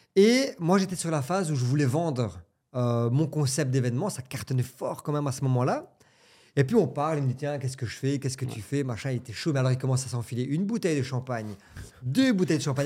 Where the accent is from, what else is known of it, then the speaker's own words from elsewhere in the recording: Belgium; j'ai 35 ans, je viens de Belgique